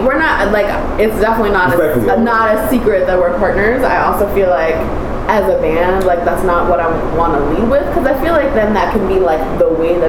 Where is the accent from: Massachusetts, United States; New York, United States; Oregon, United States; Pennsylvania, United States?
New York, United States; New York City; I grew up in Brooklyn.